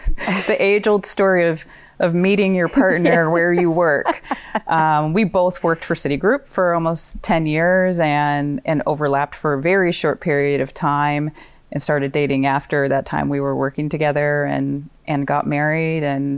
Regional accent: Pacific Northwest, United States; also born or lived in California; now in Maine, United States; I was born in California and have had family there my entire life. And in mid-elementary school, moved up to the Pacific Northwest, to Portland, Oregon, and Vancouver, Washington, and spent my formative years in the Pacific Northwest.

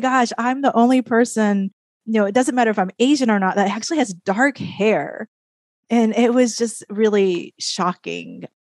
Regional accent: Japan; moved away as an adult; also born or lived in Minnesota; now in United States; growing up in Japan, in my case, growing up in Japan, coming to the United States

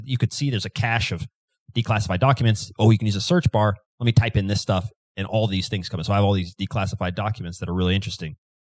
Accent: Kansas City, Missouri, United States; I'm from Kansas City

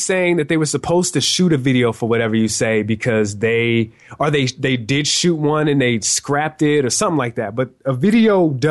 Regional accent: the South, United States; we're from the South. We have, you know, a East Coast underground influence

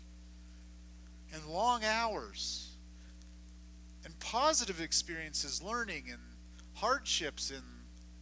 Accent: Southern California, United States; where I grew up in Southern California

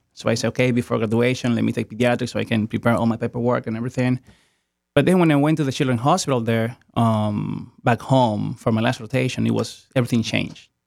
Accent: Dominican Republic; moved away as an adult; also born or lived in New York / Amory, Mississippi; now in United States; I was born in Dominican Republic, um, and that's where I went for medical school

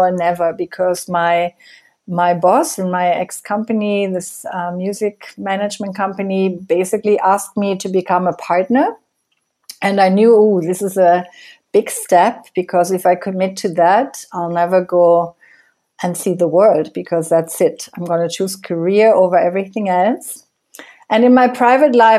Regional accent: Germany; moved away as an adult; now in Costa Rica; I grew up in Germany. And I left Germany in 1996

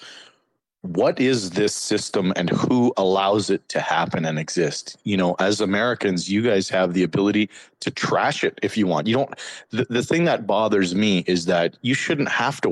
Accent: Canada; moved away as an adult; now in United States; I'm Canadian

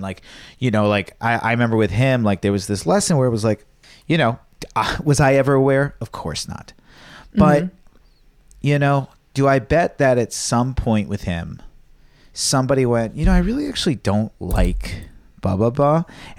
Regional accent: Virginia, United States; born or raised there

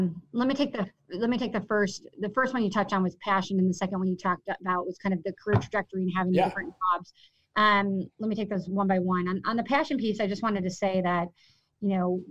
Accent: Villa Park, Illinois, United States; I grew up in Villa Park, and which is it's a great community

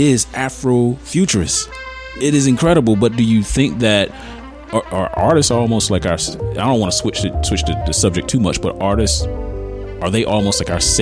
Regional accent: Kannapolis, North Carolina, United States; I'm country. I'm from Kannapolis

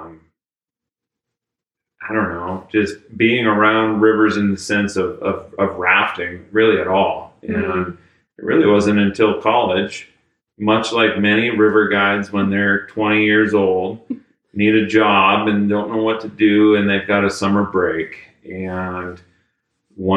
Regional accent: Polson, Montana, United States; I grew up in Northwest Montana, a little town called Polson

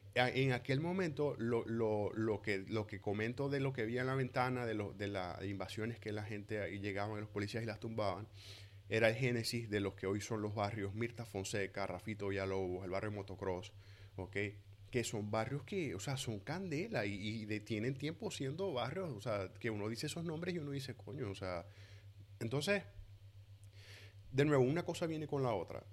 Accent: Venezuela; moved away; also born or lived in Maracaibo; Yo como venezolano

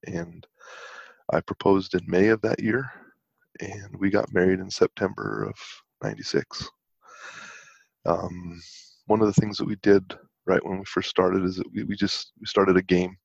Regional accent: West Valley City, Utah, United States; I grew up in West Valley City

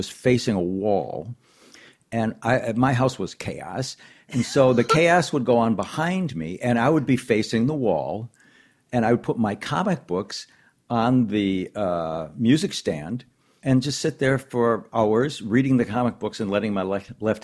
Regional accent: Racine, Wisconsin, United States; I grew up in Racine, Wisconsin, which is a relatively small town

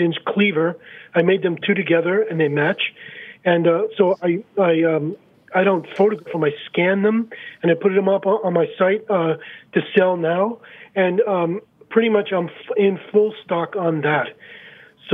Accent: New York City, New York, United States; moved away; as a guy growing up in Brighton Beach

